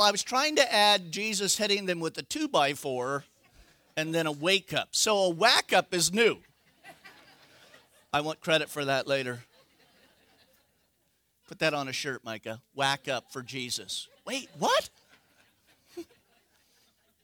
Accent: Northern California, United States; I'm from California.

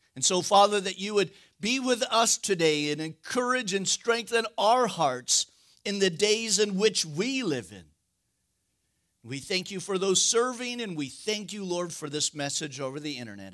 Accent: United States; we're Americans

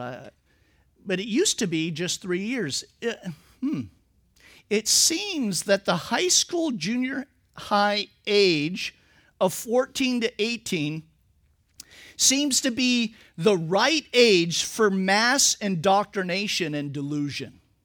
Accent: Napa Valley, California, United States; I'm from the Napa Valley

